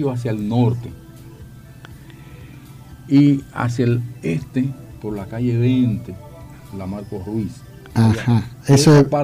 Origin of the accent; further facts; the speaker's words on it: Distrito Nacional, Dominican Republic; Yo también soy de Villajuana, yo soy de Villajuana.